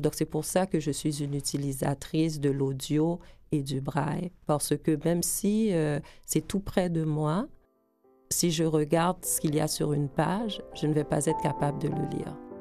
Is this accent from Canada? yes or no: yes; Edmundston, New Brunswick, Canada; moved away as an adult; also born or lived in Gonaïves, Haiti / Port-au-Prince, Haiti / United States; now in Montreal, Canada; J'ai vécu là euh, de 8 ans à 18 ans au Nouveau-Brunswick. J'ai fait mes études, j'ai terminé mon secondaire